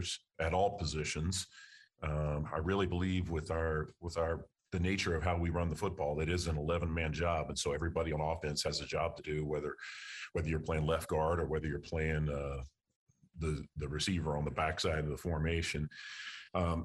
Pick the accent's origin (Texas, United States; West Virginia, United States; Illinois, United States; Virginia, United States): Texas, United States; moved away